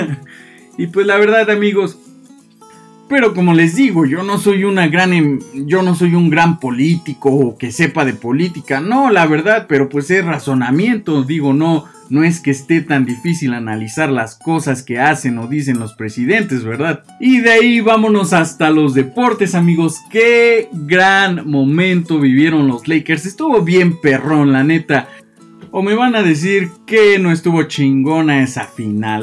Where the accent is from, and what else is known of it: Mexico